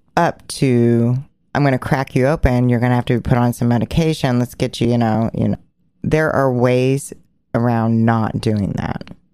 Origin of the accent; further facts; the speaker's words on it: Portland, Oregon, United States; which is my hometown, which I grew up on 56th and Duke